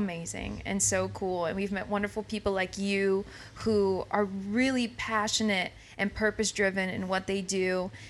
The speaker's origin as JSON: {"language": "English", "region": "Illinois side of St. Louis", "country": "United States", "moved": "as an adult", "lives_now": "Kansas City, United States", "said": "I'm from the Illinois side of St. Louis. I say St. Louis because it's right outside St. Louis."}